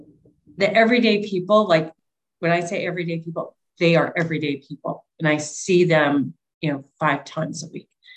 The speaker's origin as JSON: {"language": "English", "town": "Boulder", "region": "Colorado", "country": "United States", "moved": "yes", "lives_now": "Princeton, United States", "said": "I'm from Boulder, Colorado, and we always joke that Boulder is a bubble"}